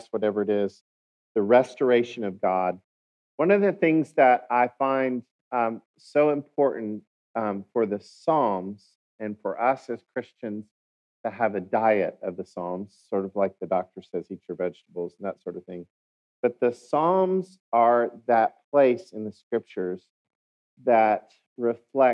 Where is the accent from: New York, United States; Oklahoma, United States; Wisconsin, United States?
Oklahoma, United States; accent: Oklahoma; my Oklahoma accent